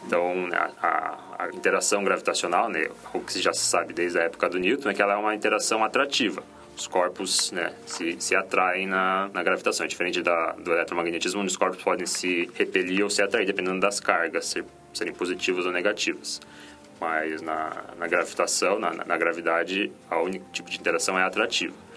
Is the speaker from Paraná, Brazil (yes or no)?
yes; Curitiba, Paraná, Brazil; moved away as an adult; eu nasci em Curitiba, né, nasci, vivi lá até quando eu passei na, na universidade, entrei na universidade